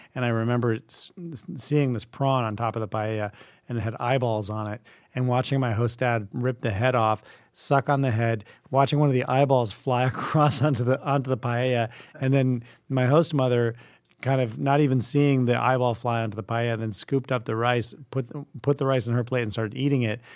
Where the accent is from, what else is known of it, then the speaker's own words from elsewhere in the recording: Vermont, United States; I grew up in Vermont